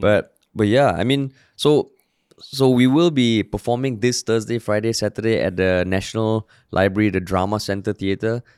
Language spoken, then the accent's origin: English; Singapore; also born or lived in United States; I grew up in the Far East, Tampines. Now I'm still in the East